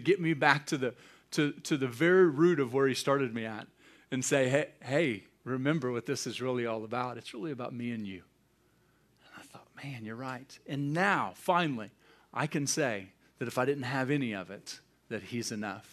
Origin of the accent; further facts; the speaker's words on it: United States; I'm an American. I'm not going to apologize for that. I'm grateful that I was born in this country.